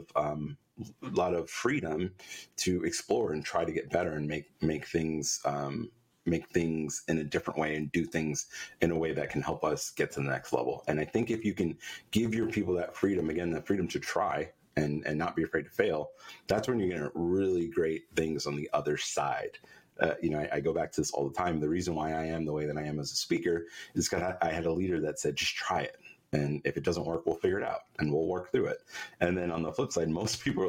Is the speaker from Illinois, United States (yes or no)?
no; New York, United States; I'm a New Yorker